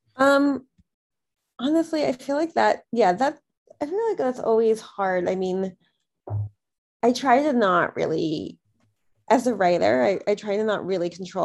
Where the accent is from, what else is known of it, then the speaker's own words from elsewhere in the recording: New Jersey, United States; I grew up in New Jersey